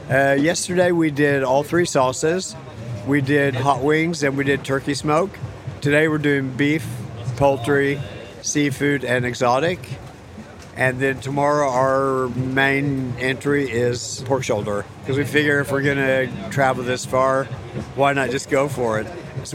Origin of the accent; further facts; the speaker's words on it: Oklahoma, United States; moved away as an adult; now in Norway; I'm from Oklahoma originally, and I moved to Norway in 1980, so I've been there 41 years.